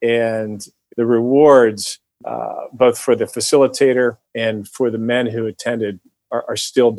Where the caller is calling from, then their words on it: Philadelphia, Pennsylvania, United States; I'm calling in from Philadelphia.